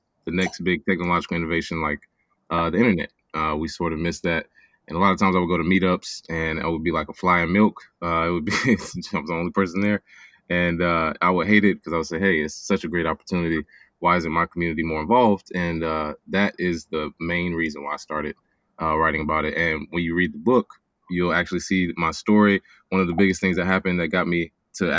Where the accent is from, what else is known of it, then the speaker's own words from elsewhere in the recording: Charlotte, North Carolina, United States; my hometown of Charlotte, North Carolina